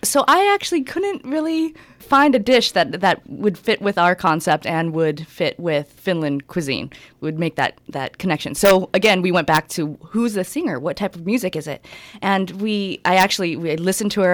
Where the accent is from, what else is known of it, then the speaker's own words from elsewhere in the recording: San Diego, California, United States; Being from San Diego, from Southern California